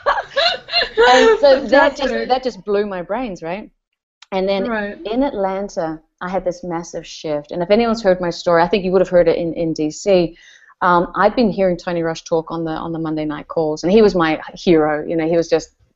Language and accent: English; New Zealand; I'm from New Zealand